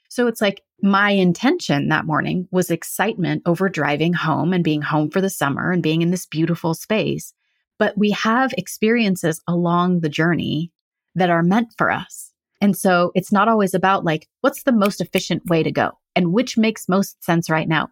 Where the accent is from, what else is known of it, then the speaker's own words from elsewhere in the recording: Central California, United States; moved away as an adult; also born or lived in Eastern Oregon / San Diego / Los Angeles; now in Central Oregon, United States; my family moved to Central California